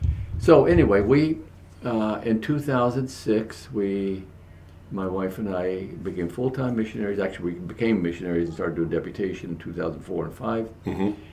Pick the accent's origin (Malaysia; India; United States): United States; Dumas, Texas; moved away as an adult; Well, I was raised in Dumas, Texas, and I became a born-again there in Dumas, Texas, in the Baptist Church, Bible Baptist Church in Dumas, Texas, as a teenager.